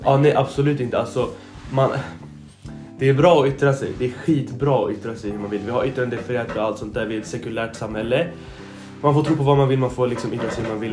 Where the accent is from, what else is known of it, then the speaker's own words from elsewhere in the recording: Sweden; jag har blivit uppvuxen i två olika kulturer. Jag är liksom, jag är liksom en förälder som är svensk, en som kommer från Mellanöstern